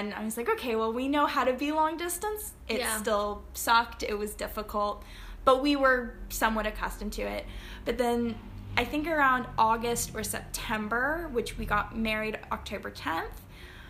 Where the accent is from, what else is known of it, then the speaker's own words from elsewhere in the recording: Chattanooga, Tennessee, United States; moved away as an adult; also born or lived in Flintstone, Georgia / England; now in Barbados; Chattanooga, which is my hometown for all intents and purposes